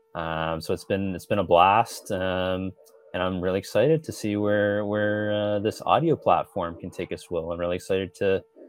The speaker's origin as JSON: {"language": "English", "town": "St. Stephen", "region": "New Brunswick", "country": "Canada", "tie": "born or raised there", "said": "I'm originally from the St. Stephen area, grew up there"}